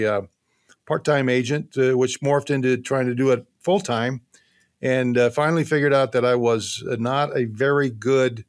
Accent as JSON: {"language": "English", "region": "Wyoming", "country": "United States", "tie": "born or raised there", "also_born_or_lived": "Washington / Oregon / Nevada / Louisiana", "moved": "as an adult", "lives_now": "Carson City, United States", "said": "I grew up in Wyoming and lived in Washington, Oregon, Nevada."}